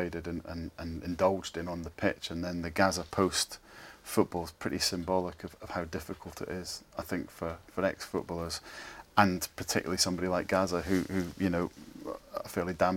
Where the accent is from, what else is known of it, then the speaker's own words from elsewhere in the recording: Scot, Scotland, United Kingdom; now in England; as a Scot, and as an Aberdeen supporter